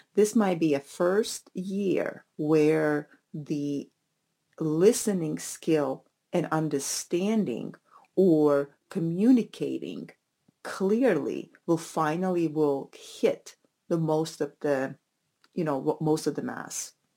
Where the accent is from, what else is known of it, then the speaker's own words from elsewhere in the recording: Latvia; moved away; I'm originally from Latvia, and our Latvian roots